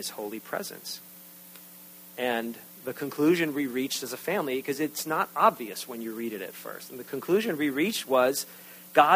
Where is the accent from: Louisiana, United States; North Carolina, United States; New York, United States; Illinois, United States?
New York, United States; I'm from New York